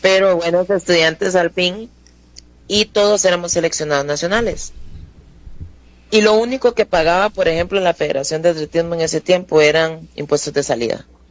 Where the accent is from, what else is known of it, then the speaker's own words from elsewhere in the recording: Alajuela, Costa Rica; also born or lived in Turrialba / Tarbaca de Mora; now in Mora, Costa Rica; yo nací en Alajuela, pero viví eh, unos años en Turrialba, de donde es mi papá. Ahí estuve, no sé, hasta los nueve años, tal vez. Eh, después nos vinimos para Alajuela otra vez